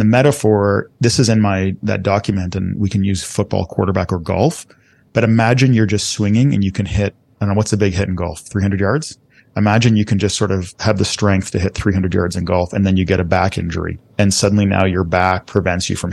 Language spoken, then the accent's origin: English; Toronto, Ontario, Canada; moved away; we grew up in Scarborough